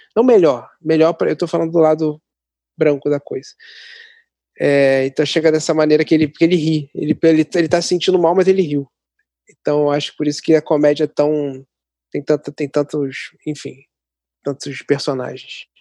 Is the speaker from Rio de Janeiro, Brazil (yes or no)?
yes; Nova Iguaçu, Rio de Janeiro, Brazil; also born or lived in Mesquita; como eu sou aqui de Nova Iguaçu e moro perto de Mesquita